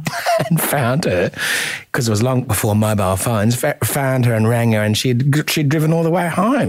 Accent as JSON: {"language": "English", "town": "Adelaide", "region": "South Australia", "country": "Australia", "said": "I'm from Adelaide and we're a bit renaissance."}